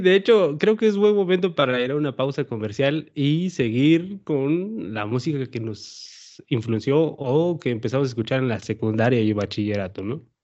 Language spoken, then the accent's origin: Spanish; Sierra Sur, Oaxaca, Mexico; acá por mis tierras, entonces, por la Sierra